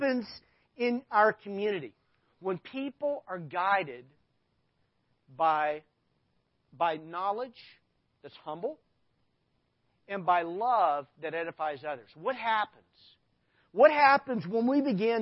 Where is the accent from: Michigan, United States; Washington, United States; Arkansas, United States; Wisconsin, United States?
Arkansas, United States; I grew up in Arkansas